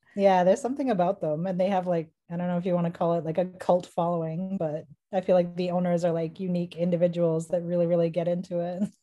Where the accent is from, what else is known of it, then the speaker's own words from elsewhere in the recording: Boston, Massachusetts, United States; I hail from Boston, Massachusetts